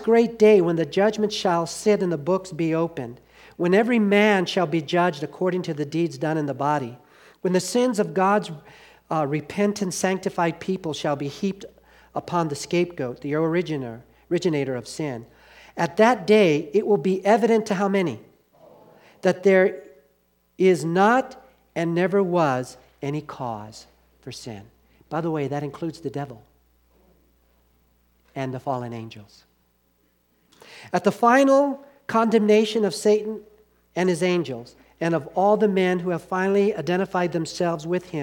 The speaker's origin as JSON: {"language": "English", "region": "Southern California", "country": "United States", "tie": "born or raised there", "said": "When I was living in, growing up in Southern California"}